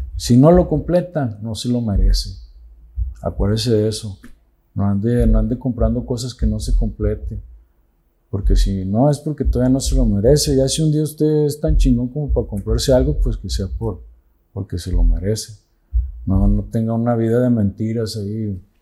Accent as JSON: {"language": "Spanish", "town": "Santa Catarina", "region": "Nuevo León", "country": "Mexico", "tie": "born or raised there", "said": "Tengo 44 años aquí en Santa Catarina"}